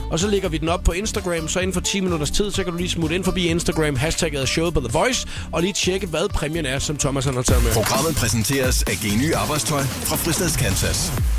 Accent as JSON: {"language": "Danish", "town": "Svendborg", "region": "Southern Denmark", "country": "Denmark", "tie": "born or raised there", "accent": "Funen", "moved": "yes", "lives_now": "Copenhagen, Denmark", "said": "Jeg har jo haft alle mine ungdomsår i Svendborg, gået på handelsskolen"}